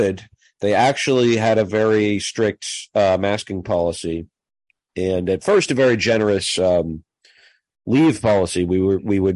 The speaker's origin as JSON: {"language": "English", "region": "Minnesota", "country": "United States", "said": "I was from Minnesota"}